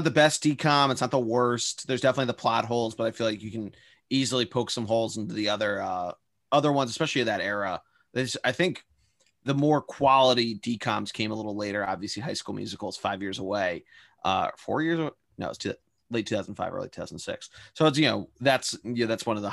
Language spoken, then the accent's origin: English; Philadelphia, Pennsylvania, United States; I'm from the suburbs of Philadelphia